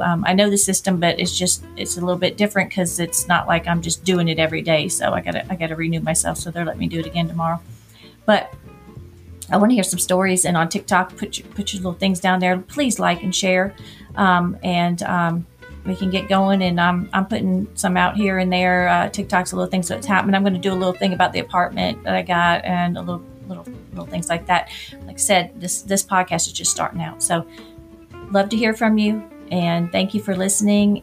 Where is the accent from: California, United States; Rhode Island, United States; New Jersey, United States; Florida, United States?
Florida, United States; Orlando; moved away as an adult; now in Atlanta, United States; I'm from Orlando, and I guess growing up there it wasn't.